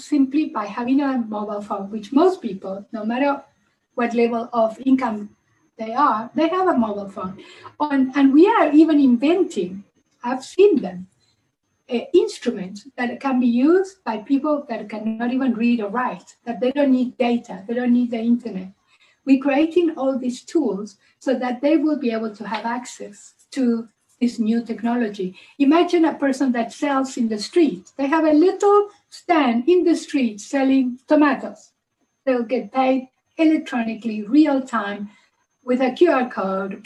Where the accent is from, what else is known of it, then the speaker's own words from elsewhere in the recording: Uruguay; now in South Africa; I'm originally from Uruguay. I send money to my family in South America